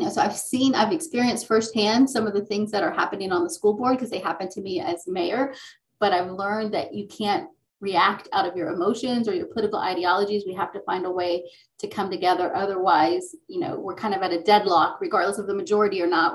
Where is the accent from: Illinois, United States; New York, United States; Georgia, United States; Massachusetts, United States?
Georgia, United States; Gwinnett County; I grew up in Gwinnett County public school system